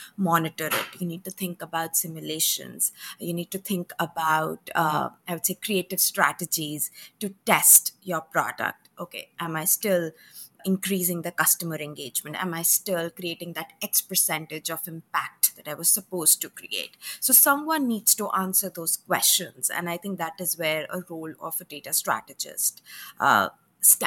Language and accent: English; India; moved away as an adult; now in United States; I did my bachelor's back in India. So I left my hometown, flew 8,000 miles with two bags